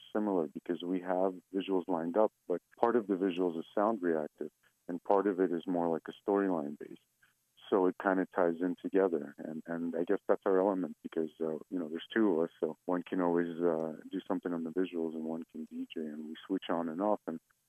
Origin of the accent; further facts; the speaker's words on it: Saint Petersburg, Russia; English is a second language; now in United States; We're both from the Eastern Bloc. I myself originally from St. Petersburg, Russia, but I spent most of my life here in the States.